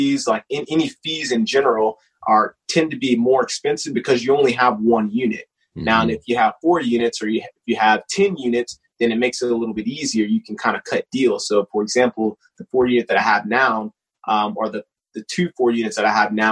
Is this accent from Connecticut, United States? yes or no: no; Jacksonville, Florida, United States; moved away as an adult; now in Fort Drum, New York, United States; I grew up in Jacksonville.